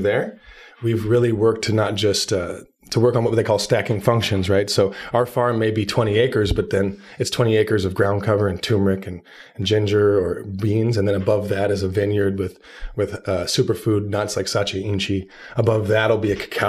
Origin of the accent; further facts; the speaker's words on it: Southern Oregon, United States; also born or lived in Portland, Oregon; I lived in Portland for years. I grew up in Southern Oregon.